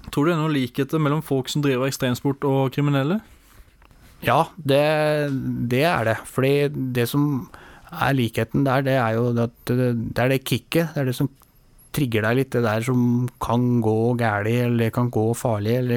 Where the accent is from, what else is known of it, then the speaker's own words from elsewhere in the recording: Oslo, Norway; jeg er født og oppvokst oppe i Nordmarka, på en, en gård som heter Ullevålseter.